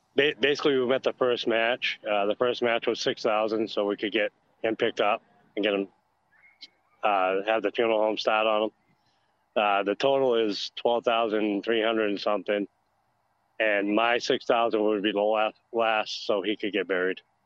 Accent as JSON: {"language": "English", "region": "Maine", "country": "United States", "tie": "born or raised there", "also_born_or_lived": "Augusta, Georgia area", "moved": "yes", "lives_now": "Georgia, United States", "said": "It is my home state"}